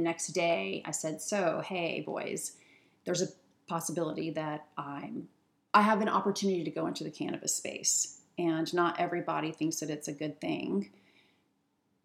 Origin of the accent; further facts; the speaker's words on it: Virginia, United States; now in Seattle, United States; I'm from Virginia